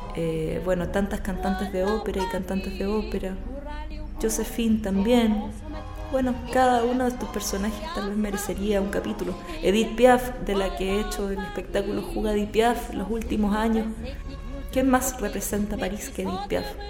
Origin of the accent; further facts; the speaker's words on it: Santiago, Santiago Metropolitan Region, Chile; also born or lived in Easter Island; Yo soy nacida en Santiago